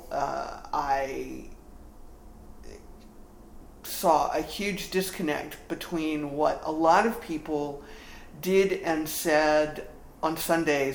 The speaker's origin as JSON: {"language": "English", "region": "South Carolina", "country": "United States", "tie": "born or raised there", "said": "I grew up in the Episcopal Church in the Diocese of South Carolina"}